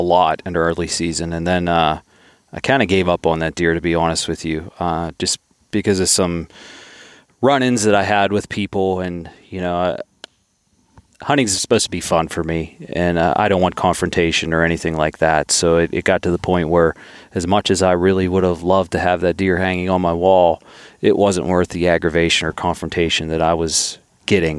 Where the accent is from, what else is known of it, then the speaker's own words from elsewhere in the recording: Southwestern Pennsylvania, United States; I'm from Southwestern P A and it's a pretty crowded area.